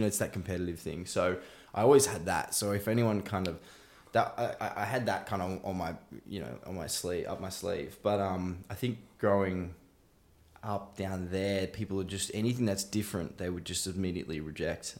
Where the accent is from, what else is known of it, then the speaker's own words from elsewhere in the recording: Bowral, Southern Highlands, New South Wales, Australia; now in Melbourne, Australia; I grew up in a place called Barrow, um, in Southern Highlands, which, which is just south of Sydney.